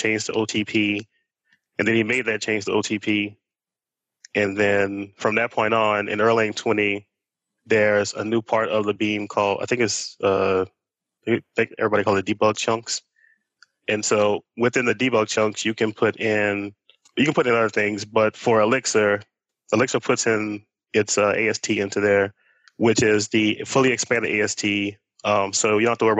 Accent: New Orleans, Louisiana, United States; I'm also from New Orleans

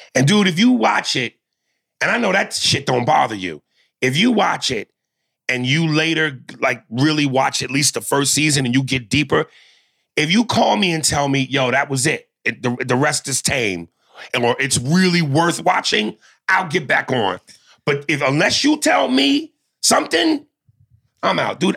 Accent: North Brunswick, New Jersey, United States; also born or lived in New York; when I moved from New York to New Jersey, this is where I met all my friends in, in, in North Brunswick

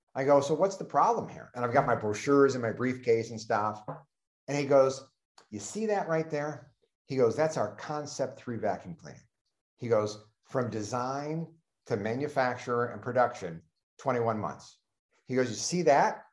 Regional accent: Cleveland, Ohio, United States; I'm from Cleveland

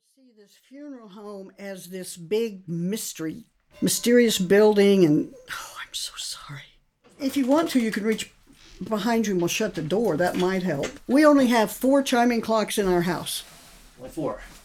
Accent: Montrose, Colorado, United States; moved away as an adult; now in Kentucky, United States; I am currently living in Kentucky, but I grew up in Montrose. I was raised there, went to school there

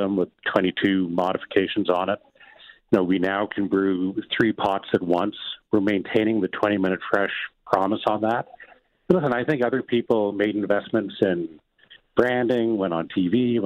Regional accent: Fredericton, New Brunswick, Canada; where I grew up in Fredericton, New Brunswick

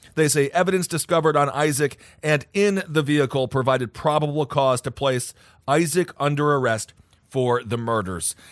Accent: North Dakota, United States; I was born in North Dakota

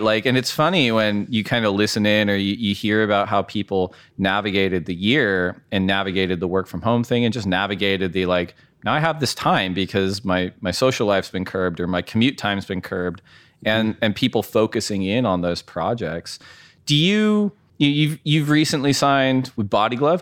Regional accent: Orange County, Southern California, United States; also born or lived in Santa Barbara; now in Ventura, United States; I grew up in Southern California most of my life. Yeah. Um, Orange County, then went to school in Santa Barbara

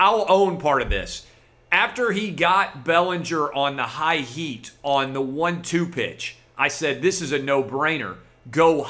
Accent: Nashville, Tennessee, United States; a fellow Nashville boy like me

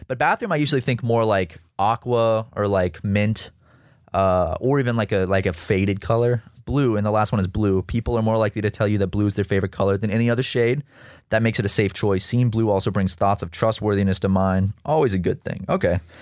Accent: South Carolina, United States; growing up in South Carolina, uh, as a kid

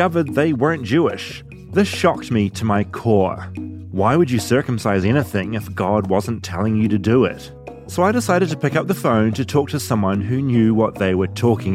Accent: New Zealand; moved away as an adult; now in United States; Growing up in New Zealand

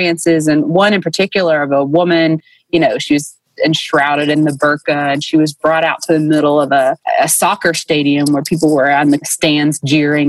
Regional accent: Dayton, Tennessee, United States; Bryan College in Dayton, Tennessee, which is my hometown

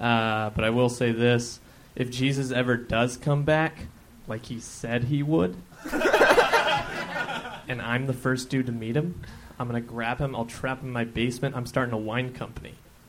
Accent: Reno, Nevada, United States

